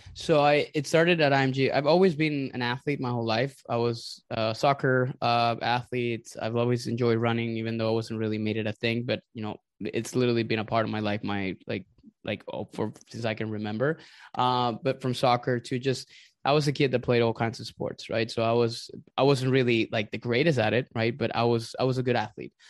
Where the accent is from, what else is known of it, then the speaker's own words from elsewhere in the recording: Venezuela; also born or lived in Indiana / Texas / Florida; now in Tampa, United States; I am originally from Venezuela. I migrated here to the United States, I think, in two thousand and nine.